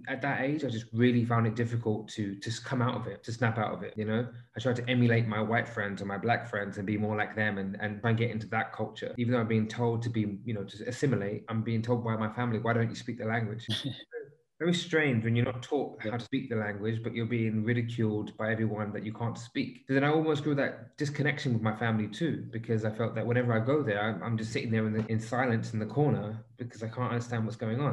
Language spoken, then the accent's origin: English; London, United Kingdom; moved away as an adult; now in United Arab Emirates; I've grown up in London and I've pretty much lived the typical lifestyle